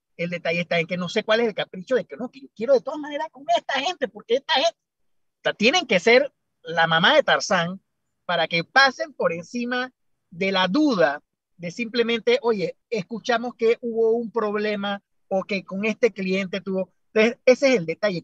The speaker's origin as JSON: {"language": "Spanish", "country": "Panama", "said": "como buen panameño"}